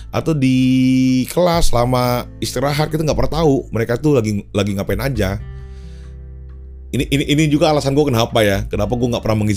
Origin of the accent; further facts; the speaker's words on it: North Sumatra, Indonesia; gue ini ada bataknya kan ya gue tuh karo um, tapi muslim di daerah gue tuh dulu di kota gue tinggal itu eh, mayoritas itu adalah orang-orang Melayu